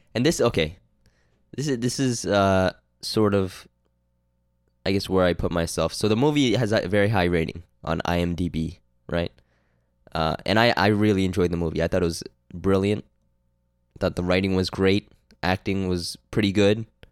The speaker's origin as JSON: {"language": "English", "country": "Canada", "said": "I'm Canadian"}